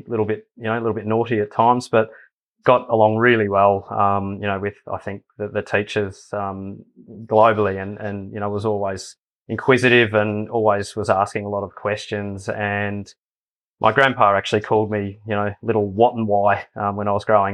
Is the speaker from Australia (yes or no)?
yes; Bendigo, Victoria, Australia; growing up in Bendigo